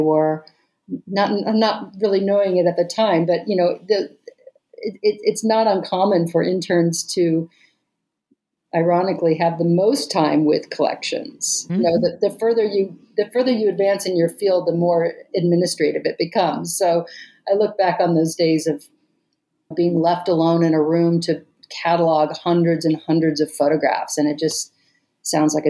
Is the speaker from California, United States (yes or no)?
no; Missouri, United States; also born or lived in Seattle, Washington / St. Louis, Missouri / Columbia, Missouri / Lawrence, Kansas; now in Albuquerque, United States; I grew up in Missouri. I was born in Seattle, but grew up in St. Louis and Columbia, Missouri.